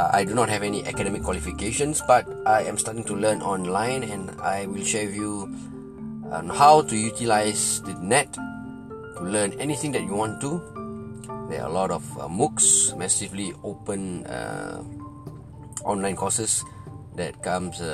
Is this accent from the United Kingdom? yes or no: no; Singapore; I am from Singapore